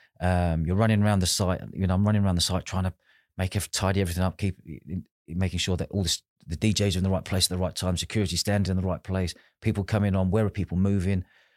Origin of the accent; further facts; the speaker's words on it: London, United Kingdom; I was from London, she was from Manchester, but we were all in the same festival together